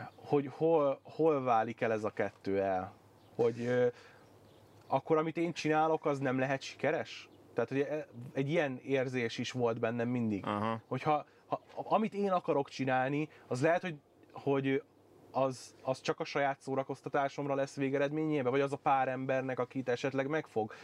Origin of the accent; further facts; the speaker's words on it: Budaörs, Pest, Hungary; moved away; én budaörsi vagyok, Igen. onnan származom